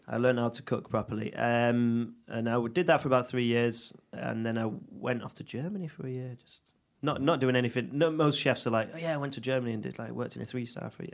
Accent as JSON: {"language": "English", "town": "Audenshaw", "region": "North West England", "country": "United Kingdom", "tie": "born or raised there", "said": "I'm from Manchester, from Audenshaw originally. Um, born born and bred."}